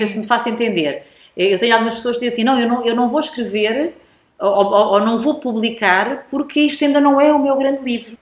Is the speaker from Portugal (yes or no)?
yes; Alentejo, Portugal; moved away as an adult; eu vinha do Alentejo